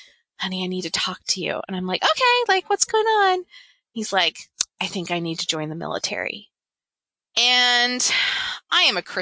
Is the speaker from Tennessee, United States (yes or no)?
yes; Memphis, Tennessee, United States; I grew up in Memphis, Tennessee